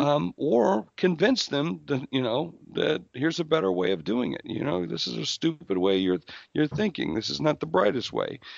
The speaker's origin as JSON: {"language": "English", "region": "South Dakota", "country": "United States", "said": "I'm from South Dakota"}